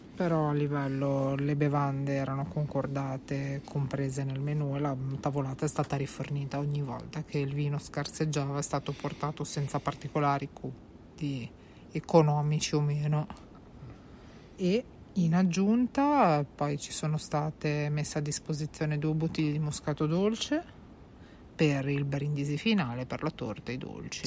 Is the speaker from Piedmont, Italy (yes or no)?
no; Genoa, Liguria, Italy; siamo genovesi